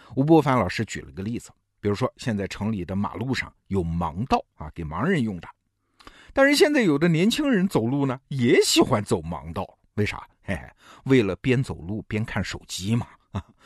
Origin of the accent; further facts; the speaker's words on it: China; 我们中国人